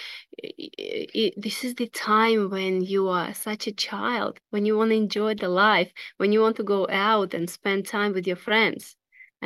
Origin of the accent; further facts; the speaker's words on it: Russia; moved away; And I was born in Russia